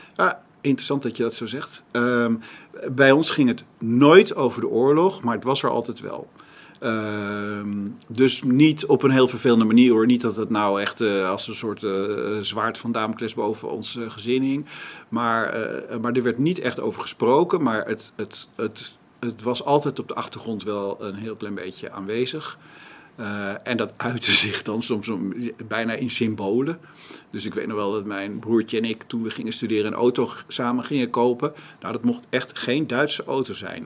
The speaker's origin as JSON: {"language": "Dutch", "town": "Amstelveen", "region": "North Holland", "country": "Netherlands", "tie": "born or raised there", "said": "ik ben geboren in Amsterdam, maar we zijn vrij snel naar Amstelveen, later daarna naar Amstelveen verhuisd, waar mijn vader een huisartsenpraktijk had"}